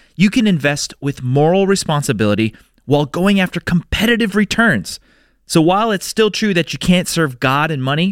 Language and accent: English; Boston, Massachusetts, United States; moved away; my hometown, Boston, Massachusetts